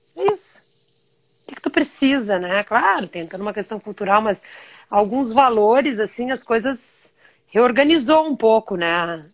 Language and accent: Portuguese; Brazil; moved away as an adult; meu país